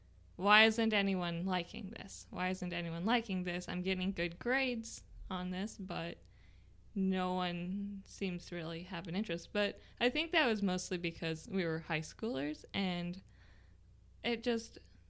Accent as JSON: {"language": "English", "region": "Nebraska", "country": "United States", "tie": "born or raised there", "also_born_or_lived": "Texas / Iowa", "said": "I grew up between, I was born in Texas, and then we moved to Iowa, and then we moved to Nebraska."}